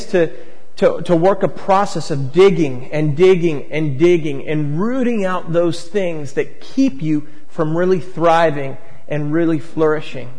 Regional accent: Long Island, New York, United States; now in San Francisco, United States; I grew up on Long Island

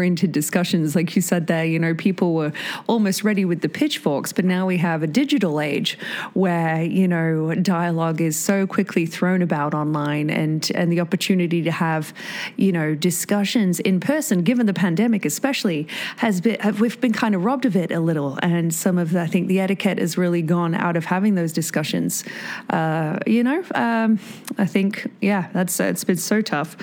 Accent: United Kingdom; moved away as an adult; also born or lived in New Zealand; now in Whistler, Canada; just a Brit with a visa

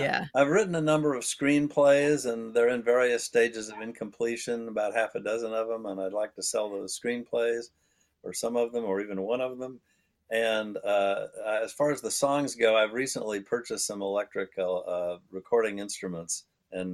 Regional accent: Indianapolis, Indiana, United States; moved away as an adult; also born or lived in Los Angeles, California; I grew up in Indianapolis, Indiana, which is a large city

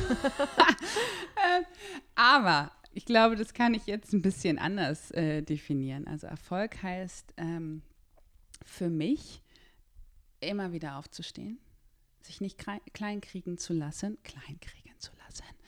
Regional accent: Berlin, Germany; ich bin in Berlin geboren

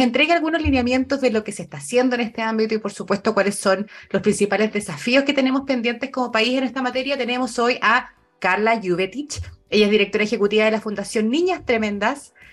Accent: Chile; como sociedad chilena

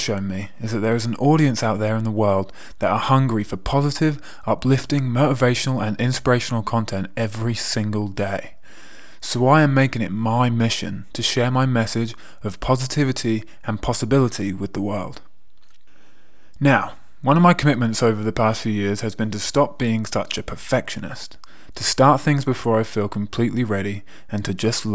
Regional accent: England, United Kingdom; moved away as an adult; also born or lived in America / Canada / Scotland / Australia; now in Milan, Italy; If you haven't already guessed from my accent, I am from England.

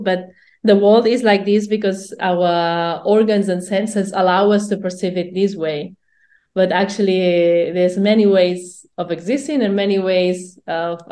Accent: Barcelona, Catalonia, Spain; I'm from Barcelona

